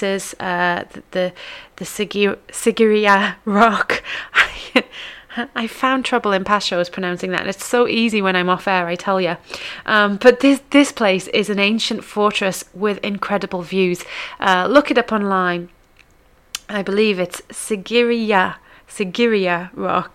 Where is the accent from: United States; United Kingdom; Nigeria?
United Kingdom; from the UK or somewhere like I am